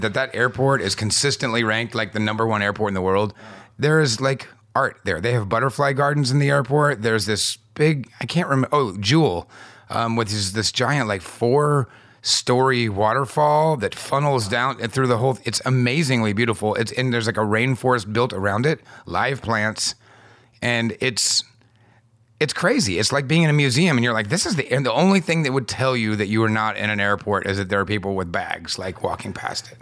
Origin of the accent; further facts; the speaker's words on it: United States; as an American having, you know, you, the, the blue passport